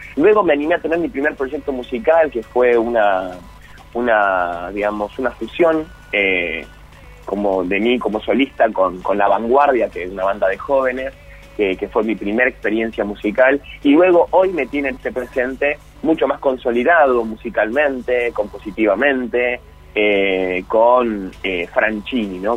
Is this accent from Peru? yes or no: no; Argentina; Yo soy, bueno, argentino, vivo en esta, en esta sociedad maravillosa